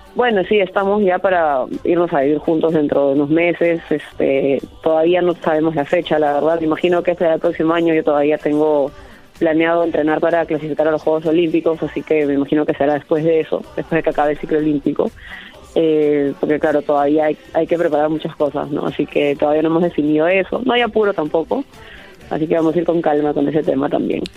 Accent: Peru; competir en mi país

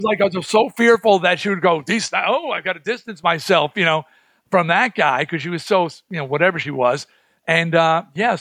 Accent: Baldwin, New York, United States; I grew up in Baldwin

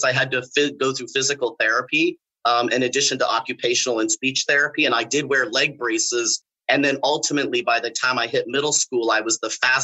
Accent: California, United States; moved away as an adult; also born or lived in Mexico (ancestry); now in Orlando, United States; I'm originally from California. I spent most of my 55 years, I spent 40 of those years in California.

